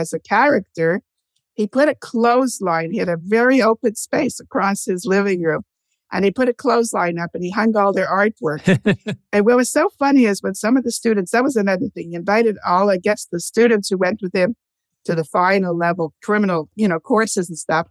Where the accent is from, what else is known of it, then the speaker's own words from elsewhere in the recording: Canada; also born or lived in Montreal / Toronto; We lived in Montreal first. We're Canadian.